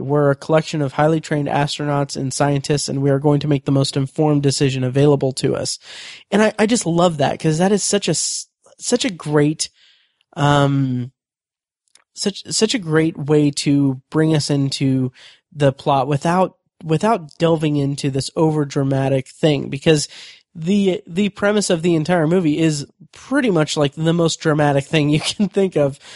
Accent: United States; I'm American

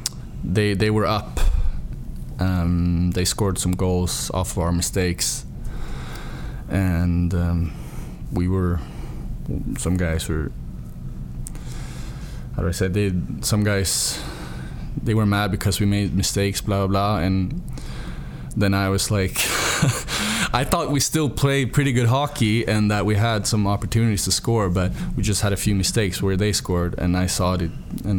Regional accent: Stockholm, Stockholm County, Sweden; born or raised there; moved away

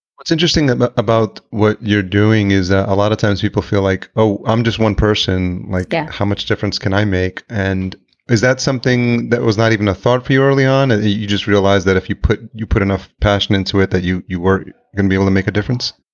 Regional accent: El Salvador; moved away; I'm Hispanic. I was born in El Salvador

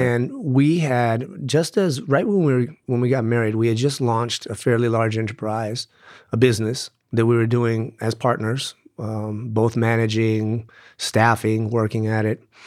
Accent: Tucson, Arizona, United States; I grew up here in Tucson

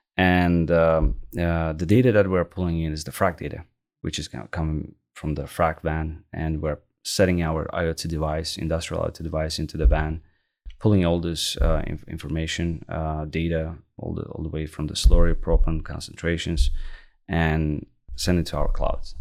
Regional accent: Baku, Azerbaijan; moved away as an adult; also born or lived in Lafayette, Louisiana; now in Canada; I was born and raised in Baku, Azerbaijan

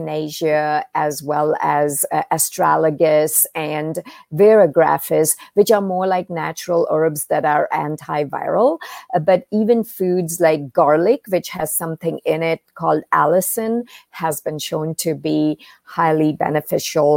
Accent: India; moved away; growing up in India, I was exposed to Eastern medicine and Ayurveda

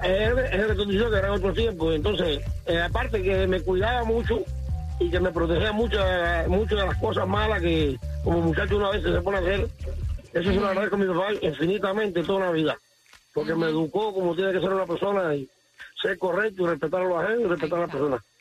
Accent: Cuba; Yo soy una gente de campo, soy cubano de campo

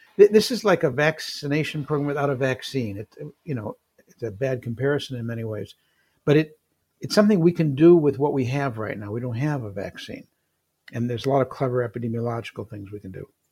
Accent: Detroit, Michigan, United States; moved away as an adult; also born or lived in San Francisco; I was from Michigan, in Detroit

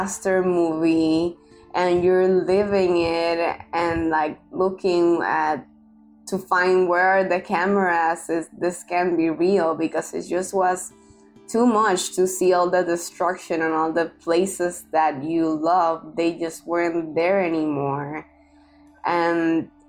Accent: Puerto Rico

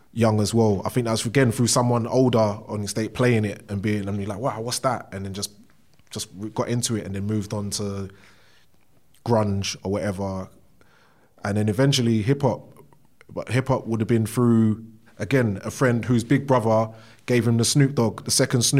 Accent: London, United Kingdom; I'm from Bow, East London. If anyone knows where that is, just basically, if you're coming from the south, it's right outside the Blackwall Tunnel, and in between Hackney and Newham, pretty much. I was raised there

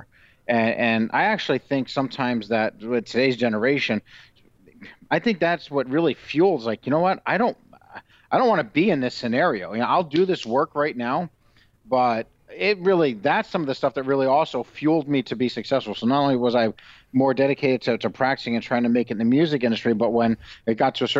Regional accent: Phoenix, Arizona, United States; also born or lived in White Plains, New York / Florida; I grew up, a lot of it in the 80s in Arizona and Phoenix

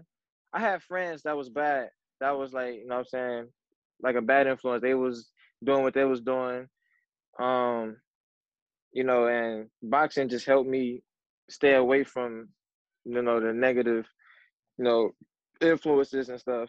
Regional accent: Cleveland, Ohio, United States; I'm from Cleveland, Ohio

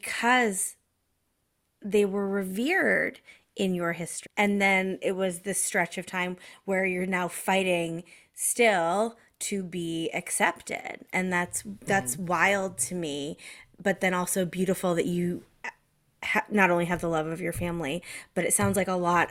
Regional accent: Massachusetts, United States; also born or lived in Connecticut; I was educated in Massachusetts from the age of 10 through high school

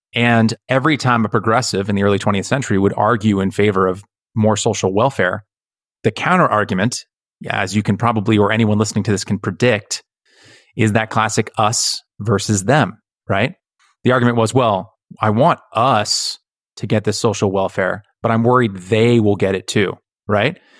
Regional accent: United States; I am American

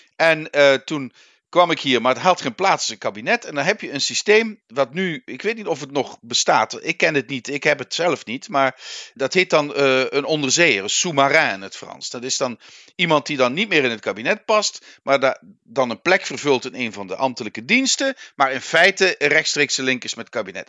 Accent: Netherlands; Wij Nederlanders

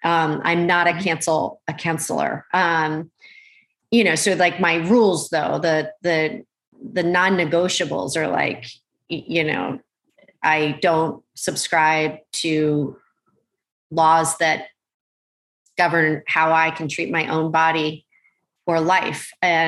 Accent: Malaysia; born there; Yeah, I mean, I was born in Malaysia.

